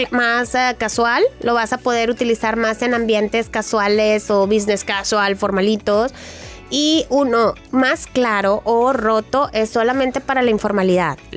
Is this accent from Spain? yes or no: yes; Jaén, Andalusia, Spain; now in Madrid, Spain; envío este audio desde España, concretamente en Madrid, aunque soy andaluza de Jaén.